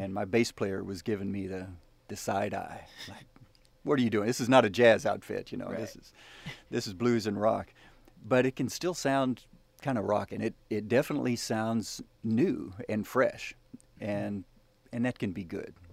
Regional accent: the South, United States; I'm I'm a Southern boy. I'm from the South. My mama taught me to say yes sir and ma'am

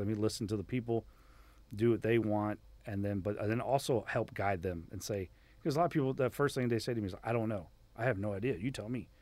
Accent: Miami, Florida, United States; moved away as an adult; growing up in Miami was awesome

